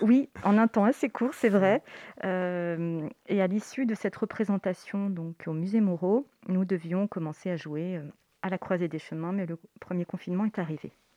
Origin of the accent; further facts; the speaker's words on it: Savoie, Auvergne-Rhône-Alpes, France; moved away as an adult; also born or lived in Chambéry; now in Paris, France; je viens de Savoie. Je suis savoyarde